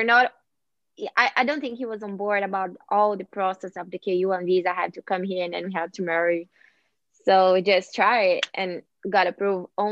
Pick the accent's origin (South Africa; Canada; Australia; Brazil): Brazil; English is a second language; moved away as an adult; now in United States; I'm from Brazil